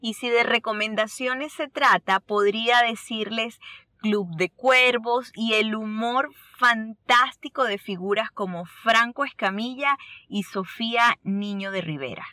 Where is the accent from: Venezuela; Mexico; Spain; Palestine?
Venezuela; moved away; los venezolanos no escapamos de eso